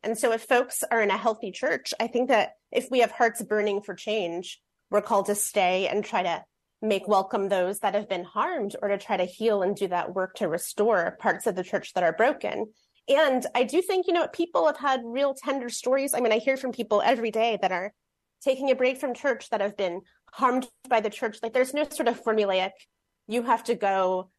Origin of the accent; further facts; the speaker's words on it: Fort Wayne, Indiana, United States; moved away as an adult; now in Seattle, United States; I've been in Seattle about eighteen years, but I grew up in Fort Wayne, Indiana